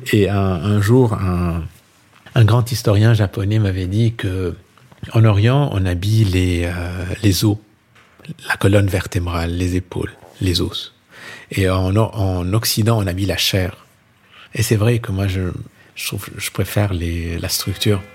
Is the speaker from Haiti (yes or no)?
no; Lebanon; now in France; je suis libanais